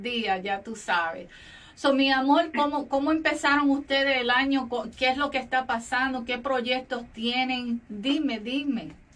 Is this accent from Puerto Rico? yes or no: yes; Puerto Rico; now in Florida, United States; nuestro país, de nuestro país natal, Puerto Rico